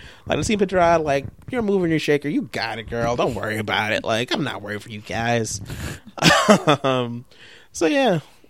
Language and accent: English; Sweden; now in United States; I'm having a great time here in America. Like, you know, like, you know, I'm from Sweden